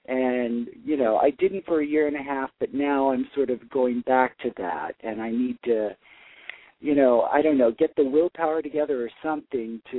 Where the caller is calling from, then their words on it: New York City, New York, United States; I'm calling from Brooklyn, New York.